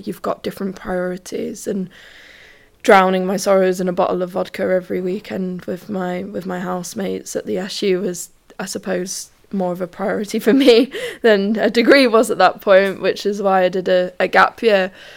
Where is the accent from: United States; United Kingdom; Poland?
United Kingdom; London; moved away as an adult; now in Sheffield, United Kingdom; I'm from London. I've moved up to Sheffield.